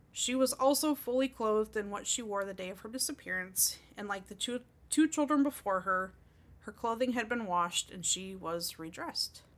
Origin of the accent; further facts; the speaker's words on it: Oakland County, Michigan, United States; the county that I grew up in in Michigan